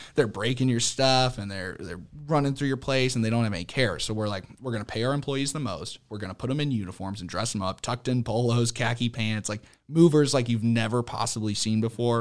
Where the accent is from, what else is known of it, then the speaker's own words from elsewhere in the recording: St. Louis, Missouri, United States; I grew up in Saint Louis